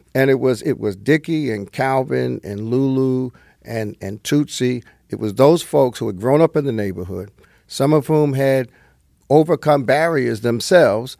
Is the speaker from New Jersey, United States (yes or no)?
yes; northern New Jersey, United States; also born or lived in Brooklyn, New York; I was born in Brooklyn, but I escaped at an early age to New Jersey.